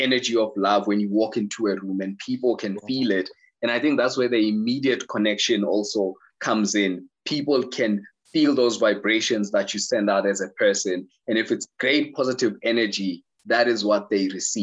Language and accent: English; Soweto, Gauteng, South Africa; I was born in Soweto.